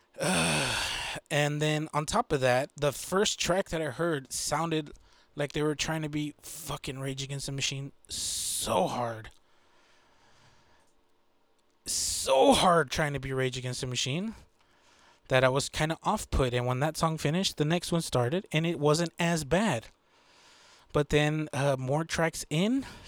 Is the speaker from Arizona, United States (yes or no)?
no; Texas, United States; I'm from Texas